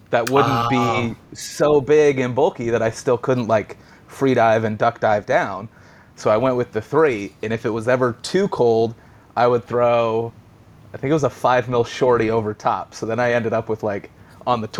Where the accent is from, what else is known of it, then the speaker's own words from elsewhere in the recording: United States; moved away as an adult; also born or lived in Western Australia / Heron Island, Australia; as an American